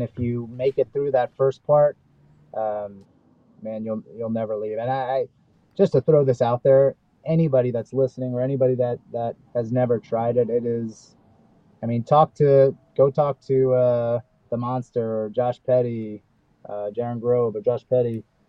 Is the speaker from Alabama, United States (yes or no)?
no; Brooklyn, New York, United States; Because growing up in Brooklyn, man, I was fighting kids when I was 4 years old. Like, it's in our blood. Like, we were just, you know, growing up in New York in the late 70s, early 80s